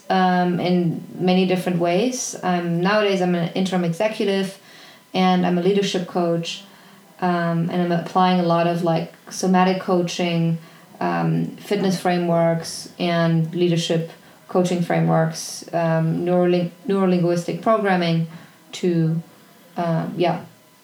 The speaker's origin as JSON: {"language": "English", "country": "Germany", "tie": "born or raised there", "moved": "yes", "said": "I was born in Germany, I grew up in an incredibly loving family."}